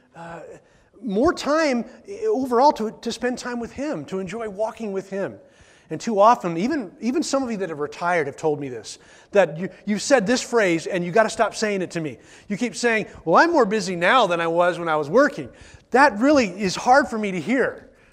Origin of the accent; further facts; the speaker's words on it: the Northwest, Pacific Northwest, United States; we're from the Northwest